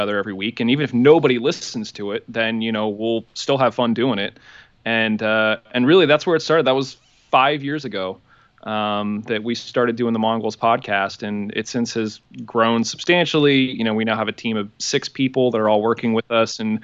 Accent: Pittsburgh, Pennsylvania, United States; Born and raised in Pittsburgh

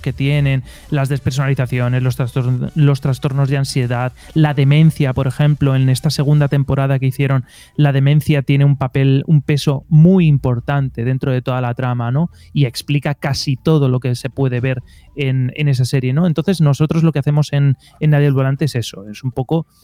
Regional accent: Elche, Valencian Community, Spain; Yo soy de Elche, que es una ciudad eh, a 20 kilómetros de Alicante, en la península ibérica, en España

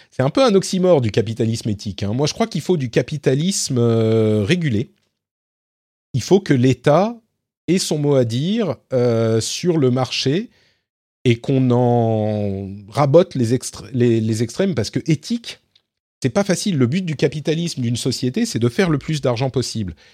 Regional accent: Lebanon; born there; Je suis né au Liban, pour ceux qui ne savent pas. Euh, donc mes parents parlaient arabe correctement.

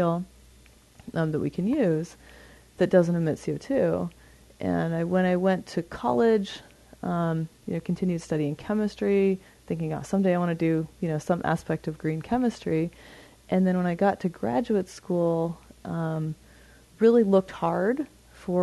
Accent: Montana, United States; I grew up in Montana and in a family that was really into being outside

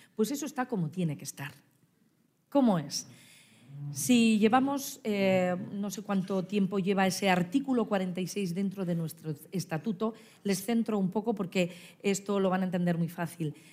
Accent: La Rioja, Spain; mi tierra

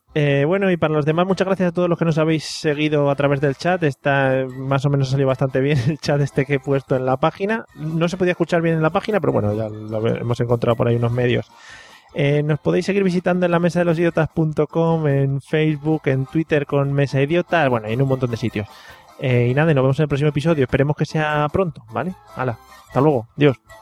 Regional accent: Madrid, Community of Madrid, Spain; now in Valencia, Spain; yo soy muy madrileño, ¿eh? aunque me estoy, me estoy avalenciando un poco, avalencianando un poco

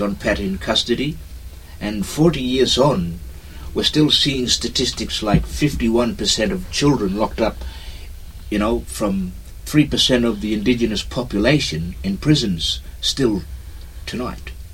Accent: Roebourne, Western Australia, Australia; I'm a songman from Roebourne

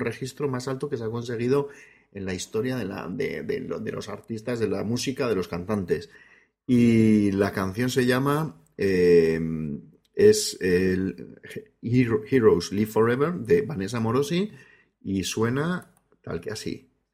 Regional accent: Basque Country, Spain; yo también traigo algo de mi tierra, o por lo menos de, algo en otra, en otra lengua, en otro idioma

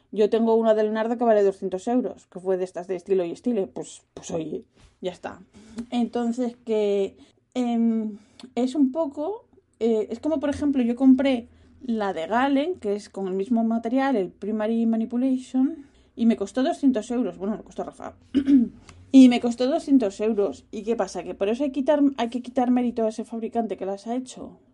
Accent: Spain; now in Netherlands; yo vengo de España

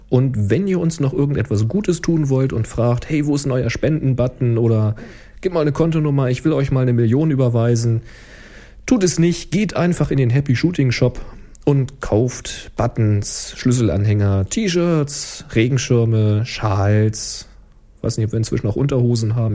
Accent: Germany; dass ich Deutsch bin

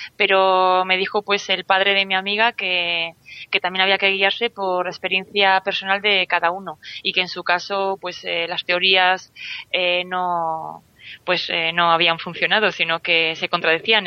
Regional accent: Vitoria, Basque Country, Spain; moved away as an adult; now in Santander, Spain; nací en Vitoria, eh, llevo viviendo fuera de Vitoria unos cuantos años, he estado también en extranjero, ahora estoy en Santander.

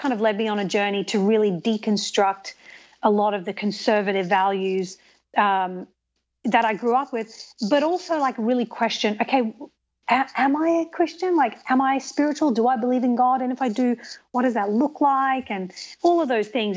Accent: Australia; moved away as an adult; also born or lived in England; now in United States; So I was born in England, and I grew up in Australia, and I've lived in the United States for ten years.

